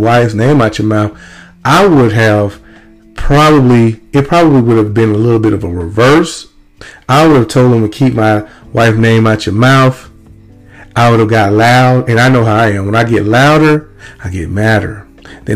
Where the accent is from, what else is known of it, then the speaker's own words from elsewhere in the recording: Lumberton, Mississippi, United States; where I grew up in Little Lumberton, Mississippi